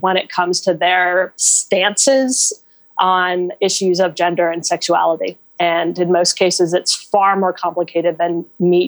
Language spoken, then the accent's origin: English; Raleigh, North Carolina, United States; my hometown of Raleigh, North Carolina.